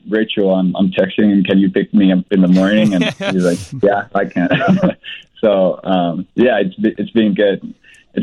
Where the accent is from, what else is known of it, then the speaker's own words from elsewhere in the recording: Finland; moved away as an adult; now in Chicago, United States; my hometown club, the same club I played for last year